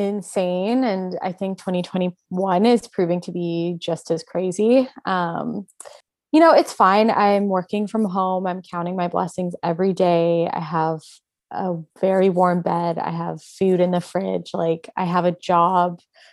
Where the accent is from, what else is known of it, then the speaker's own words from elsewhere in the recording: Edmonton, Alberta, Canada; also born or lived in Toronto; now in Vancouver, Canada; I was born in Toronto. When I was 10 years old, my family relocated to Edmonton, Alberta, because of my stepdad's job. And I went there for middle school and high school.